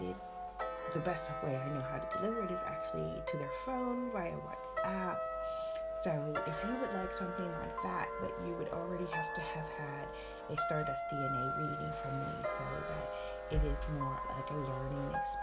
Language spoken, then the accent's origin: English; United States; moved away as an adult; also born or lived in Berlin, Germany; now in United Kingdom; I left my home country, America, 36 years ago to travel to Germany.